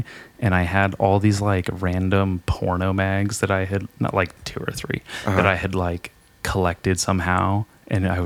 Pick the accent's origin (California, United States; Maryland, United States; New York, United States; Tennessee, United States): California, United States; Lompoc; I'm from Lompoc, shark attack capital of California, Surf Beach